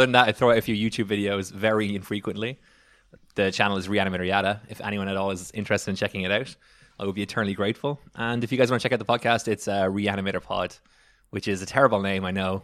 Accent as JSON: {"language": "English", "country": "Ireland", "moved": "yes", "said": "I am from Ireland"}